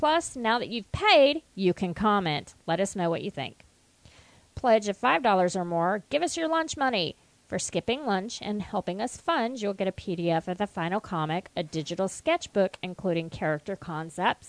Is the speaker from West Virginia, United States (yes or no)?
yes; West Virginia, United States; moved away; I'm from West Virginia, too